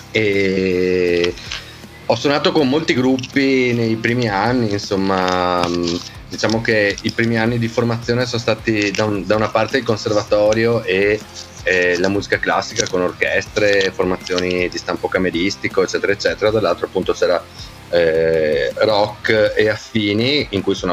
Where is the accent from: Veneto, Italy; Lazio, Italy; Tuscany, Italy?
Veneto, Italy; io ehm, eh, sono trevigiano, vengo dalla provincia di Treviso, eh, sono nato nel 1976, sono un uomo del secolo scorso